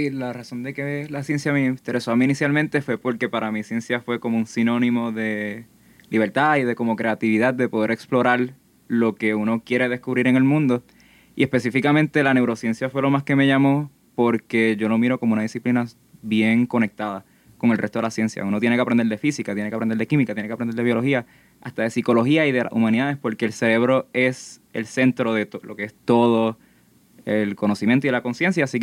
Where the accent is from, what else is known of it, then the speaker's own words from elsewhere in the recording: Gurabo, Puerto Rico; yo soy del pueblo de Gurabo, estoy estudiando en el Colegio Radiance y actualmente estoy en la Escuela Superior.